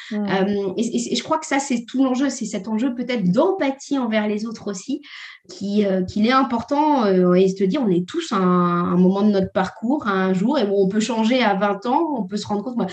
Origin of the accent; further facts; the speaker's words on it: Normandy, France; je viens de la Normandie.